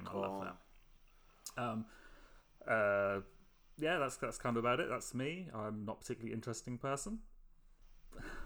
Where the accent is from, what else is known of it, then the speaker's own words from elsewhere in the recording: England, United Kingdom; moved away as an adult; now in New Zealand; I live in New Zealand. I am English, but I moved down here almost 3 years ago